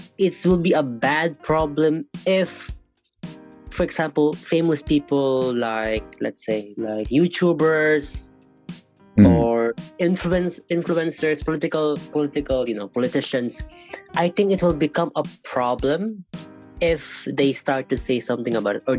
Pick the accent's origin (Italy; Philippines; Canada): Philippines; now in Korea; the Philippines, to where my family is, my real friends are. So it's like it's the only way I can keep myself connected to, my home country